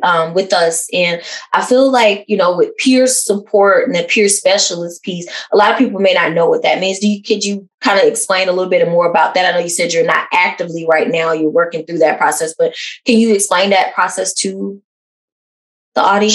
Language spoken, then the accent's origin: English; the South, United States; a cisgender lesbian that's also African American growing up in the South